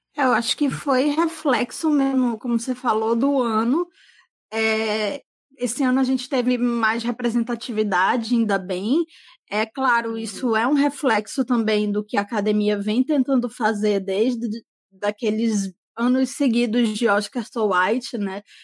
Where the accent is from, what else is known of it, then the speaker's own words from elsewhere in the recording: Manaus, Amazonas, Brazil; eu sou daqui de Manaus